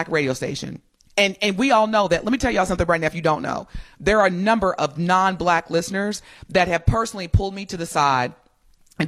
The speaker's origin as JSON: {"language": "English", "region": "Southern Indiana", "country": "United States", "tie": "born or raised there", "said": "I grew up in Southern Indiana"}